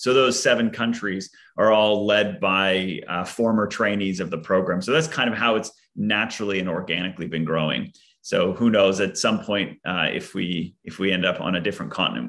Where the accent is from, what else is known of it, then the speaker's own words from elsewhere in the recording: Yellowknife, Northwest Territories, Canada; born there; moved away; also born or lived in Kuwait; So I was actually born in Northern Canada, in the Northern Territory or Northwest Territories of Canada, a city called Yellowknife.